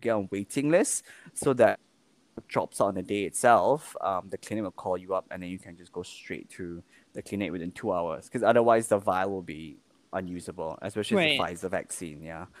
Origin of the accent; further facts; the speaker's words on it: Kuala Lumpur, Malaysia; now in Singapore; I can't go back to go see my mom without, in KL